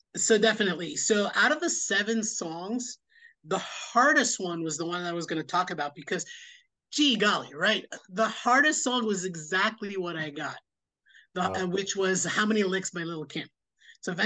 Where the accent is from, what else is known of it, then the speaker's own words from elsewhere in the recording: New York City, New York, United States; born and raised in Queens, New York, lived here most of my life